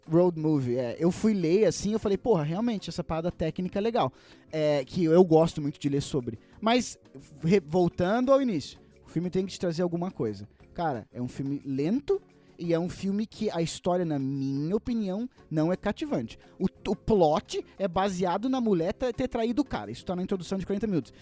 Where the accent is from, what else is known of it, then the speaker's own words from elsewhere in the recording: Brazil; nós, como brasileiros